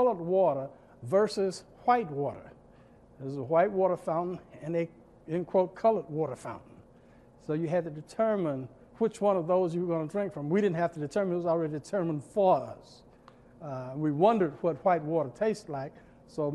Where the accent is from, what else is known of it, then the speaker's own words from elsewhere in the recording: Birmingham, Alabama, United States; when I was here growing up in Birmingham